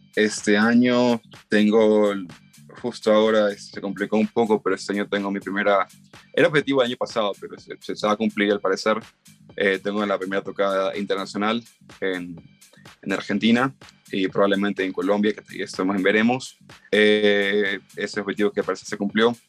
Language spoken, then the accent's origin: Spanish; Guayaquil, Guayas, Ecuador; moved away as an adult; now in Cuenca, Ecuador; yo soy de Guayaquil, eh, vivo en Cuenca hace unos cinco años quizás